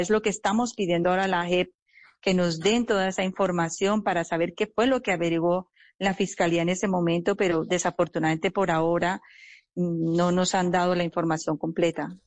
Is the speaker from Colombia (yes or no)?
yes; Colombia; no solamente como familia, sino también como, como colombianos